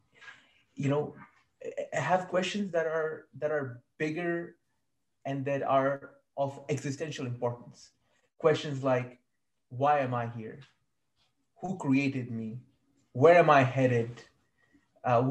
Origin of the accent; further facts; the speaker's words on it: Saudi Arabia; moved away as an adult; also born or lived in Kashmir (family) / Malaysia; I was born in Saudi Arabia. My family is from Kashmir